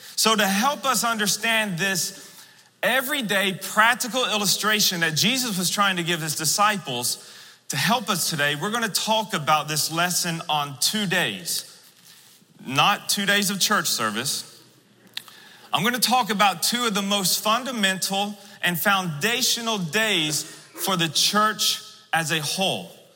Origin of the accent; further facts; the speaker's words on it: Florida, United States; I'm from the South, I'm from Florida